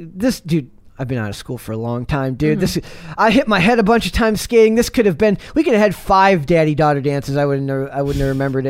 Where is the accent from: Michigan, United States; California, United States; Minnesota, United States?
Minnesota, United States; I am from Minnesota.